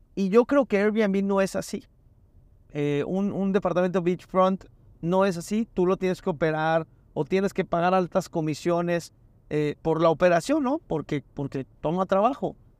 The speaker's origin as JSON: {"language": "Spanish", "town": "Mérida", "region": "Yucatán", "country": "Mexico", "said": "yo tengo el gusto de ir mucho a Mérida y soy de Mérida"}